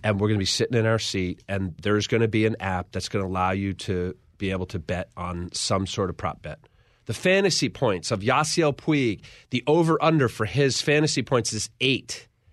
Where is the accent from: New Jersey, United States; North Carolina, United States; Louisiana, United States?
New Jersey, United States; Ocean County; growing up in Ocean County